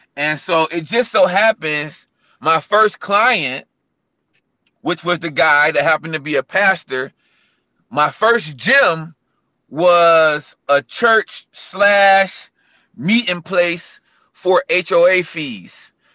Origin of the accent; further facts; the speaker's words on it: Cleveland, Ohio, United States; also born or lived in California; now in Charlotte, United States; I'm born and raised in Cleveland